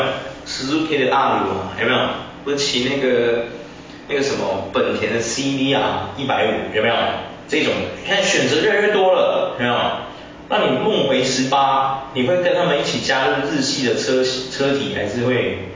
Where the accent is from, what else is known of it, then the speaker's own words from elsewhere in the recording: Taiwan; 因为其实我们台湾很早期，我讲真的，柯受良你知道吗？嗯。柯受良是我们台湾人，柯有伦的爸爸。